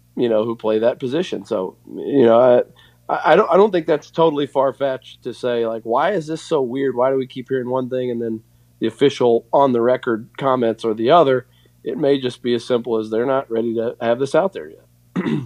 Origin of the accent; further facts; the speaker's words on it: Clarksville, Tennessee, United States; now in Kentucky, United States; my hometown of Clarksville, Tennessee